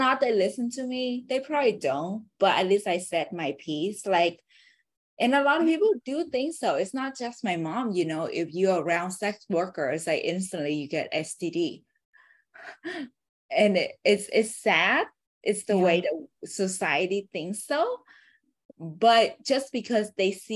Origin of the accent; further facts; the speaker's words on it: Vietnam; English is a second language; moved away; I was born in Vietnam